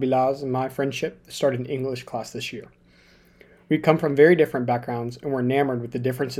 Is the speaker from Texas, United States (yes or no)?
yes; Lubbock, Texas, United States; I, as well, am 16 and attend school with Bial. I was born and raised here in Lubbock. My mom is from Lubbock, and my dad was born and raised in a town of about 10,000 known as Lamesa.